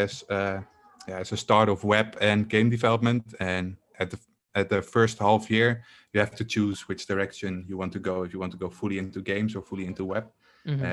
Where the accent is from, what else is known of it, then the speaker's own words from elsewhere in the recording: Netherlands; I'm from the Netherlands and I am a full-time game developer